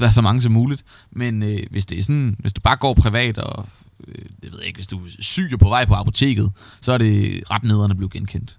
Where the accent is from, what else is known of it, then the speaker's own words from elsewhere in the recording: Svendborg, Southern Denmark, Denmark; Jeg er vokset op i Svendborg, og har altid boet her